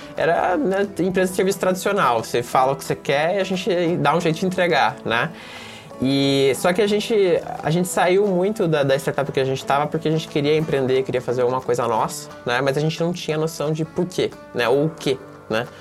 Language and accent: Portuguese; Mafra, Santa Catarina, Brazil; moved away; eu sou de Mafra, né, Santa Catarina, uma cidade pequena de 50 mil habitantes